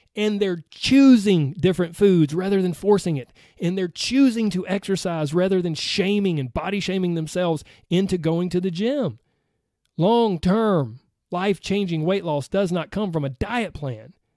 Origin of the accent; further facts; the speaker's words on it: the South, Southern United States, United States; accent: Southern; my Southern accent